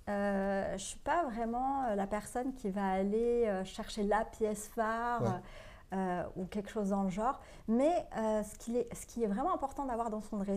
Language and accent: French; Morocco; moved away; moi, je suis marocaine